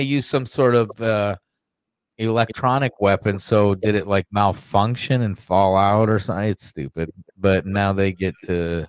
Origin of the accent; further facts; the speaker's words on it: Georgia, United States; My hometown, there's a murderer on the run.